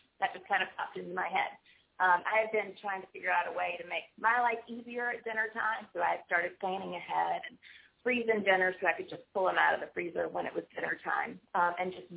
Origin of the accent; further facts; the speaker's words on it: Winterville, North Carolina, United States; also born or lived in Greenville, North Carolina / Wilmington, North Carolina; now in Cary, United States; I was actually raised in Winterville.